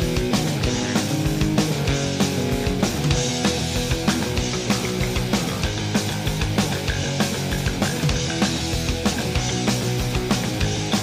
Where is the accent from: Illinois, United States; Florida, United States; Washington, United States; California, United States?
Florida, United States; I'm from the East Coast, I'm Florida